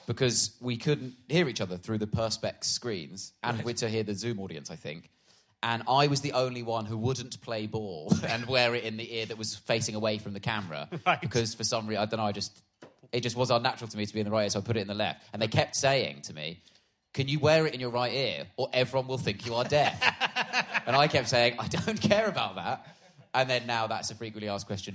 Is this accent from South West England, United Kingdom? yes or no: yes; Swindon, South West England, United Kingdom; moved away; also born or lived in Harpenden; I was born in Swindon